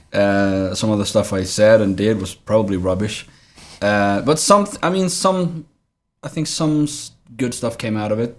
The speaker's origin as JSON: {"language": "English", "town": "Trelleborg", "region": "Skåne", "country": "Sweden", "tie": "born or raised there", "also_born_or_lived": "Colombia", "moved": "as an adult", "lives_now": "Stockholm, Sweden", "said": "I grew up in Trelleborg."}